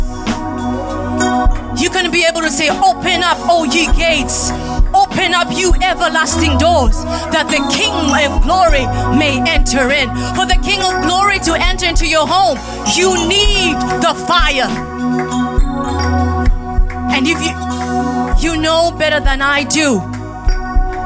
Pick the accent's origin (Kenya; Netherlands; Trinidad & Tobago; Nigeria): Kenya; moved away; I say that as a Kenyan